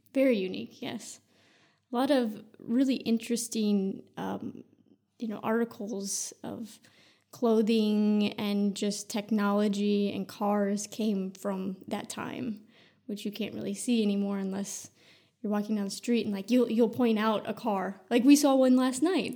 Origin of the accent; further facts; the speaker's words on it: Sioux City, Iowa, United States; moved away; also born or lived in California; I was born and raised in Iowa